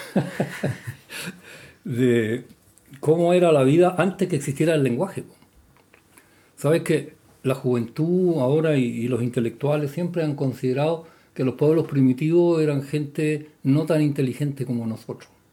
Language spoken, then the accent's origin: Spanish; Chile; la cocina de las casas de mi pueblo campanario era una piececita aparte